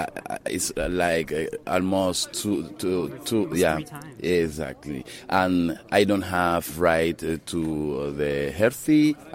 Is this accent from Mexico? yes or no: no; Haiti; English is a second language; also born or lived in Dominican Republic; I'm an actor and filmmaker, and I come to show God Willing Julie. I'm from Haiti and Dominican Republic, two of them.